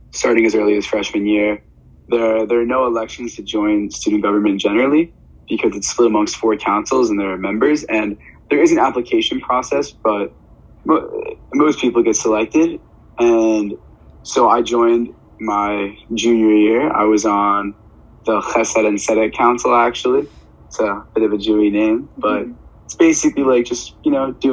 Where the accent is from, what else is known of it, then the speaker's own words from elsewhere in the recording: New York, United States; I'm from New York